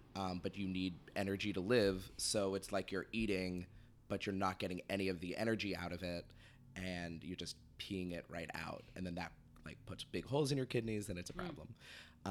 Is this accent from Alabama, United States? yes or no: no; Sacramento, California, United States; moved away; I'm from Sacramento originally